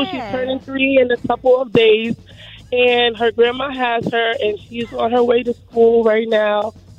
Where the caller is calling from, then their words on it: Connecticut, United States; And I'm driving from Connecticut, guys.